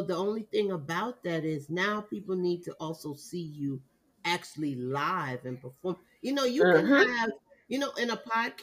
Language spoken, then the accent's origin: English; Jamaica; I'm Jamaican